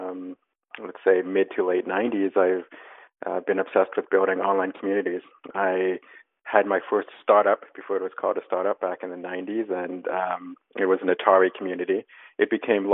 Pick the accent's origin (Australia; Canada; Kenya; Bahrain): Canada; accent: Canadian; moved away as an adult; now in New York, United States; I am Canadian, hence my accent, but I've been living in New York and the States most of my adult life